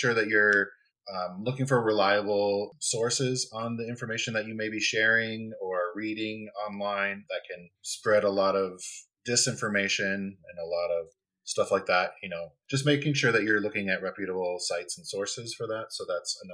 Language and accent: English; Minnesota, United States; moved away; I'm originally from Minnesota